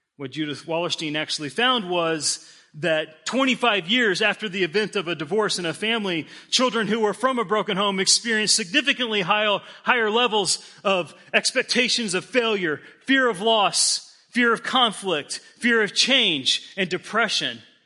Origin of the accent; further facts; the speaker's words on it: Denver, Colorado, United States; moved away; I grew up in Denver.